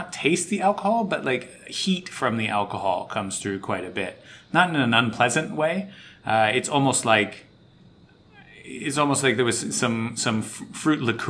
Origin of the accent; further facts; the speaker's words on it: United States; now in Tokyo, Japan; being American